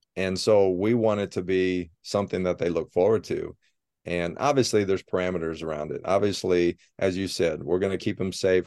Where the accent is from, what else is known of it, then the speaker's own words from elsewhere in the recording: Sidney, Ohio, United States; moved away as an adult; also born or lived in Cincinnati, Ohio; now in Ann Arbor, United States; I was born and raised in Sydney, Ohio